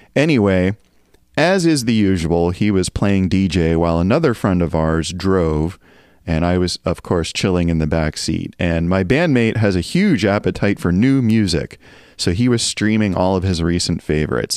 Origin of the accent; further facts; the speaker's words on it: Appalachian Mountains, United States; moved away; also born or lived in Northeast US; I grew up in the Appalachian Mountains in a town with notoriously bad weather